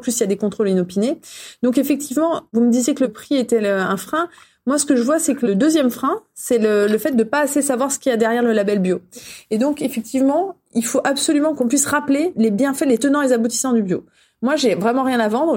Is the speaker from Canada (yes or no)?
no; France; On est français